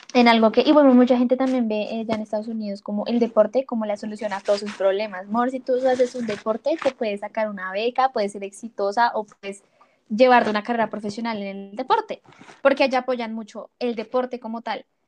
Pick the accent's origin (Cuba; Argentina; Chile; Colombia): Colombia; nosotros como colombianos